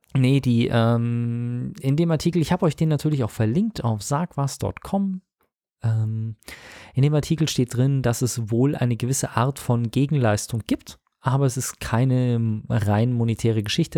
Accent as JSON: {"language": "German", "town": "Munich", "region": "Bavaria", "country": "Germany", "tie": "born or raised there", "said": "ich schimpf mich ja gebürtiger Münchner"}